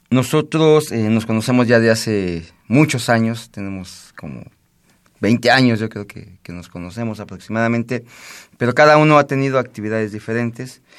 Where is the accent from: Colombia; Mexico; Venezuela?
Mexico; de una necesidad por tratar de seguir preservando y seguir fomentando lo que nos pertenece como mexicanos.